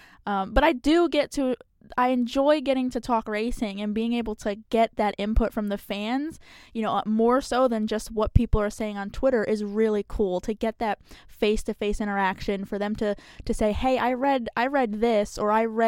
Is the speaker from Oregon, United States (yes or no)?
no; New Jersey, United States; So nobody can ever figure out where I'm from. But so grew up in New Jersey.